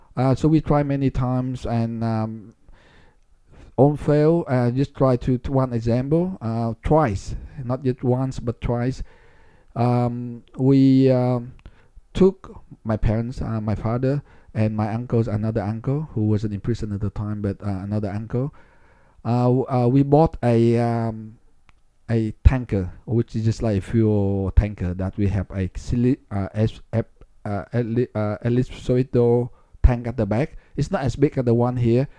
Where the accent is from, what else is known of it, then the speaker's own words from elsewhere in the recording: Ho Chi Minh City, Vietnam; moved away; I was born in Saigon, which is, which was a big city